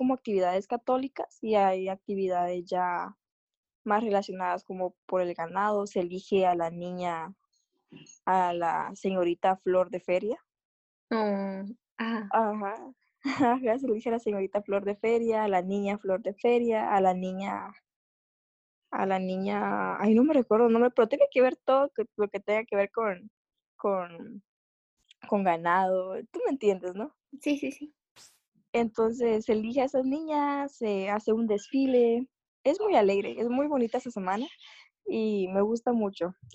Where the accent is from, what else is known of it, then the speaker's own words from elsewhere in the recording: Chiquimula, Guatemala; pero agosto aquí en mi pueblo, en mi tierra amada, Chiquimula, tenemos la feria.